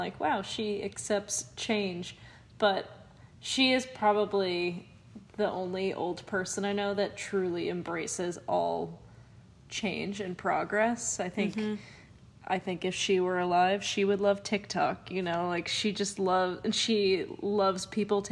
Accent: Concord, Massachusetts, United States; moved away; also born or lived in England; when I lived in England, I'd always be like, I'm from Concord, Massachusetts

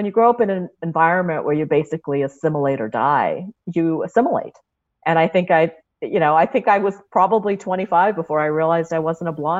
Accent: Kansas and Nebraska, Midwest, United States; moved away; I grew up in Kansas and Nebraska

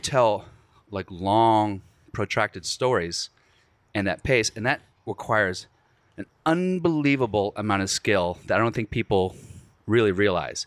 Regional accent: Virginia, United States; I'm from Virginia

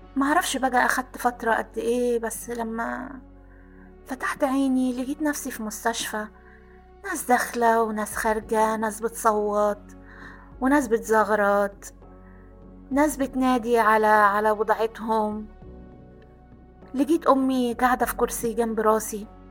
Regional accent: Aswan, Aswan Governorate, Egypt; أنا كنا ساكنين في قلب مدينة أسوان

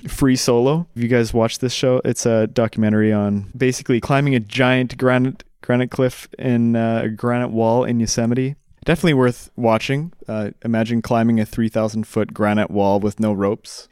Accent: Canada; moved away; I signed up for X-Pac as a Canadian living abroad

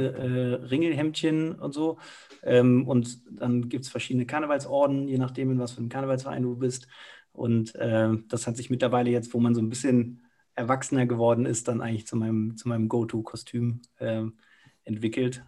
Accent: Cologne, North Rhine-Westphalia, Germany; moved away as an adult; now in Munich, Germany; ich bin direkt in Müngersdorf groß geworden, du wohnst neben dem Stadion

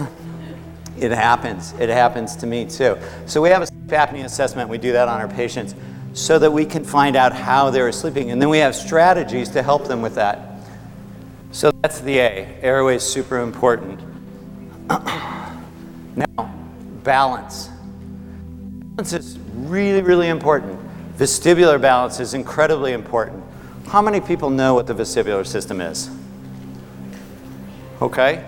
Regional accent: Aspen, Colorado, United States; I grew up in Aspen.

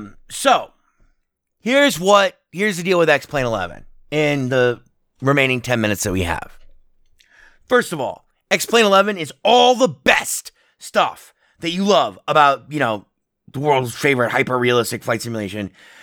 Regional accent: Las Vegas, Nevada, United States; taking off from McCarran Airport, my native airport here in my home town of Las Vegas, Nevada, KLAS

